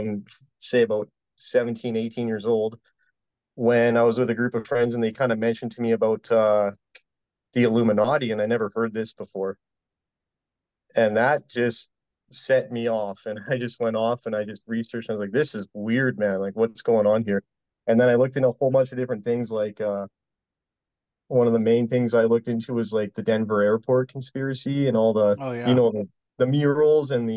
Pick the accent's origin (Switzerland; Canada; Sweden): Canada; Vancouver, British Columbia; moved away as an adult; now in Alberta, Canada; I live in Alberta, close to Edmonton. But I grew up in Vancouver